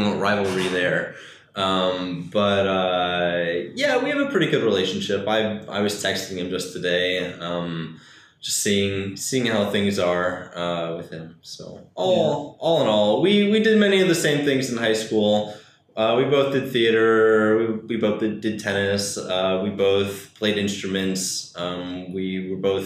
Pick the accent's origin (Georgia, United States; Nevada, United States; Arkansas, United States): Georgia, United States; Atlanta; also born or lived in Fort Lauderdale, Florida; I was born in Florida, near Fort Lauderdale, Florida. I grew up there until I was 5 or 6, moved up to Atlanta.